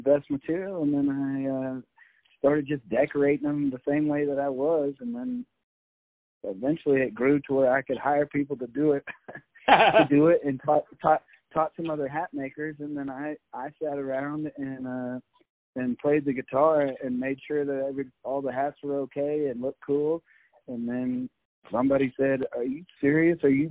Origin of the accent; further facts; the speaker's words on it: Austin, Texas, United States; now in Colorado, United States; I grew up in Austin, Texas, and I'm proud of that. I live in Colorado now